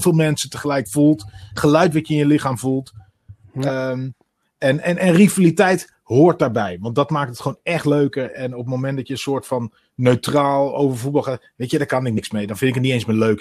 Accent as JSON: {"language": "Dutch", "area": "Twente", "region": "Overijssel", "country": "Netherlands", "tie": "born or raised there", "also_born_or_lived": "Utrecht", "moved": "as an adult", "said": "ik ben in Twente opgegroeid"}